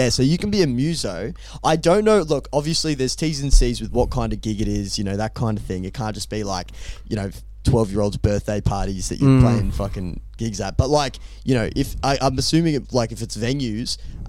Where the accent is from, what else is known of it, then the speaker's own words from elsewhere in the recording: Australia; And I'm from Australia.